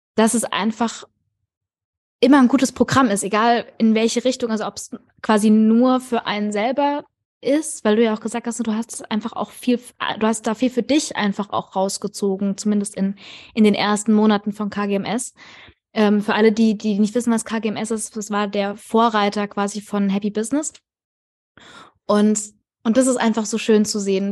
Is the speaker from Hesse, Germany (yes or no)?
yes; near Frankfurt, Hesse, Germany; ich komme tatsächlich auch aus der Nähe von Frankfurt